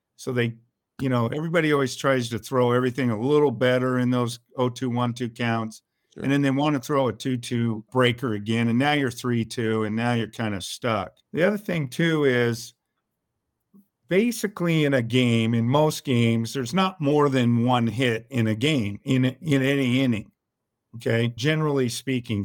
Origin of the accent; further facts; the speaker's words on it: El Cerrito, California, United States; I'm originally from El Cerrito, California, which is in the San Francisco Bay Area